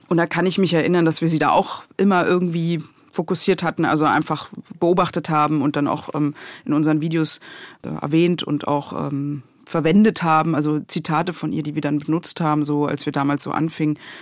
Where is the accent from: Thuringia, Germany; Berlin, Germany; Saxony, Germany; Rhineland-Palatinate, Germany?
Berlin, Germany; also born or lived in Leipzig; ich komme ja aus Pankow und bis zu einem gewissen Alter bin ich auch nicht aus Pankow rausgekommen